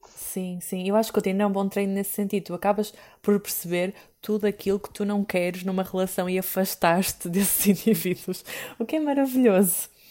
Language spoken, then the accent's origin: Portuguese; Porto, Norte, Portugal; eu sou do Porto